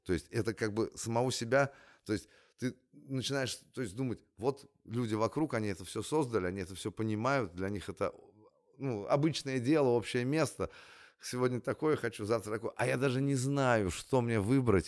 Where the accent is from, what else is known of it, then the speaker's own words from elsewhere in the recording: Russia; moved away as an adult; also born or lived in California; я из России